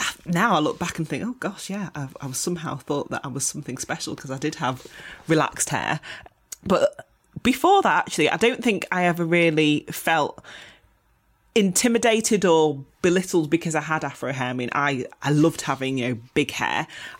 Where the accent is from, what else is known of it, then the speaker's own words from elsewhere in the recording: Manchester, North West England, United Kingdom; Growing up in the 80s, obviously, I mean, I grew up in South Manchester. Not many black children were at the school that I went to. I had my, you know, coarse Afro hair.